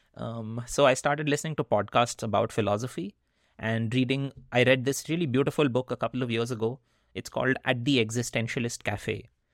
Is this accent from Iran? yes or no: no; India; first language Hindi; English is a second language; moved away; when I was growing up in India.